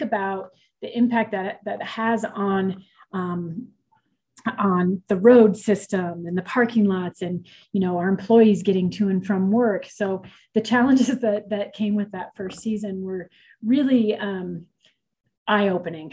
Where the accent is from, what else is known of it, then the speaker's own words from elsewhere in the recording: Colorado, United States; also born or lived in Detroit, Michigan / Boulder, Colorado / Lake Tahoe, California; We moved to Colorado when I was four. I was born in Detroit, Michigan